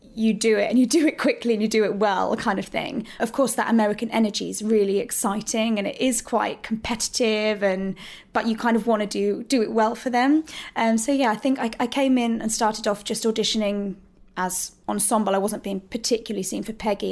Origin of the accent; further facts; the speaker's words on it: Hemel Hempstead, East of England, United Kingdom; I grew up in Hertfordshire. I was born in Hemel Hempstead.